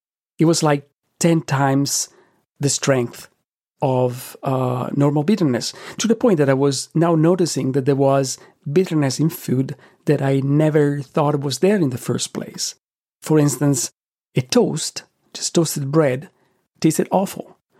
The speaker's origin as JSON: {"language": "English", "country": "Italy", "tie": "born or raised there", "said": "Though growing up in Italy, I did have pine nuts frequently in pesto, in strudel, and in other preparations"}